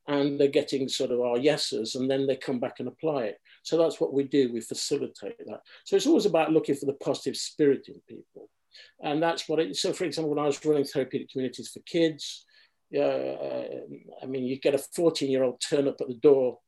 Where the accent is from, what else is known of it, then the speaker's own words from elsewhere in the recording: Derby, East Midlands, United Kingdom; I grew up in Derby